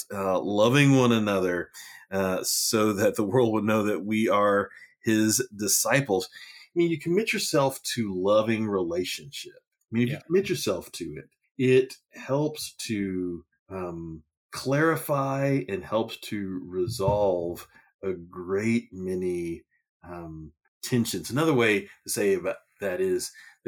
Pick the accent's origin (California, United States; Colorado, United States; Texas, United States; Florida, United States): Texas, United States; now in Chapel Hill, United States; I'm a Texan